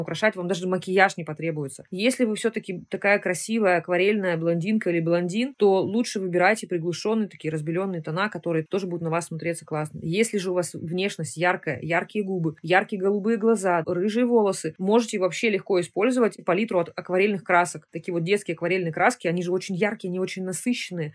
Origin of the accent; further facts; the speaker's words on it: Nizhny Tagil, Sverdlovsk Oblast, Russia; я сама родилась в Нижнем Тагиле. У меня мама работала на заводе